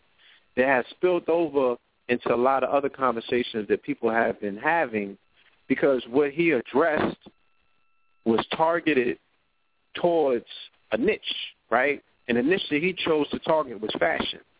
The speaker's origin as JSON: {"language": "English", "town": "New York City", "region": "New York", "country": "United States", "tie": "born or raised there", "said": "We grew up in Flatbush, Brooklyn"}